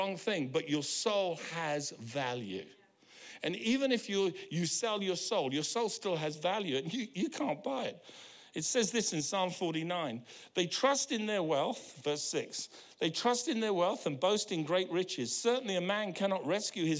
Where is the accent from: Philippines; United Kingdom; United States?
United Kingdom; now in New Zealand; I'm British